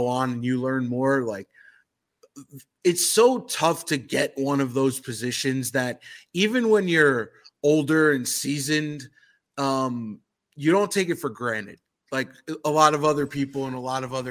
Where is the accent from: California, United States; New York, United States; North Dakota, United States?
New York, United States; New York City; I grew up in New York City